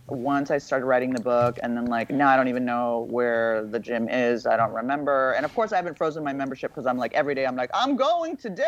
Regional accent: Beverly Hills, California, United States; I grew up in Beverly Hills

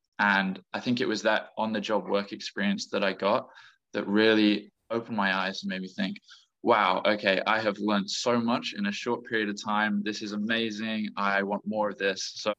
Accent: England, United Kingdom; And growing up, I did move a lot, but mostly based in England.

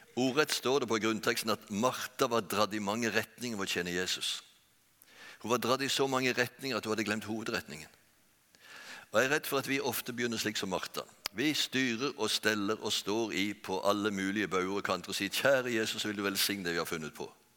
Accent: Bjerkreim, Rogaland, Norway; moved away; also born or lived in Oslo; Jeg er født og oppvokst i Bjerkreim.

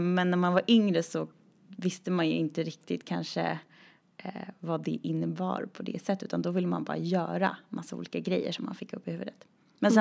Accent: a small community outside Uppsala, Uppsala County, Sweden; moved away; jag startade en dansskola i det lilla samhället där jag kommer ifrån

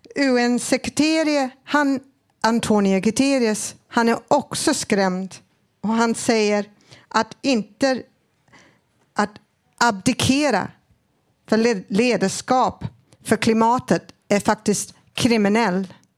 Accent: Australia; Swedish is a second language; now in Sweden; jag är född i Australien

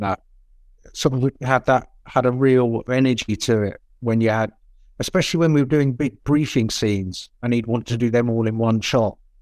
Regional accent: Portsmouth, South East England, United Kingdom; born, well, not born, but I was brought up in Portsmouth my whole school life

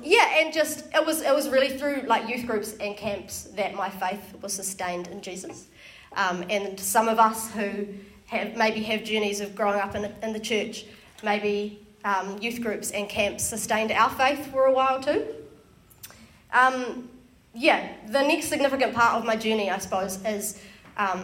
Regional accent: Wellington, New Zealand; born and raised in Wellington, grown up in church. My church that I went to was in Johnsonville

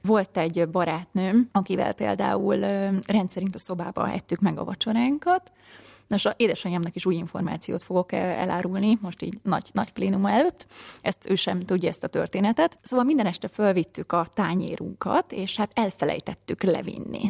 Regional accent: Komló, Baranya, Hungary; Komlói származású vagyok, és ott a helyi ének zenetagozatos általános iskolába lettem ráadásul beiratva

